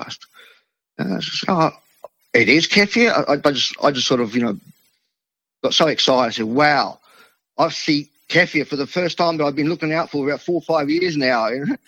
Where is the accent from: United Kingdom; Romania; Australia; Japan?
Australia; Adelaide, South Australia; first language Italian; English is a second language; So being in a local small Italian community here where I grew up in Adelaide